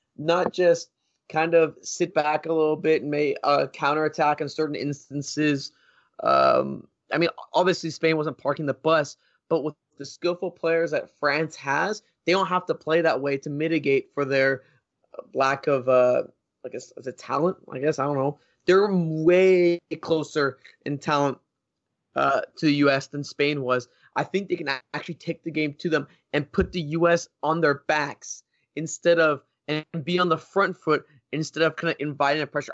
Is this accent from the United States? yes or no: yes; United States; I'm from the States.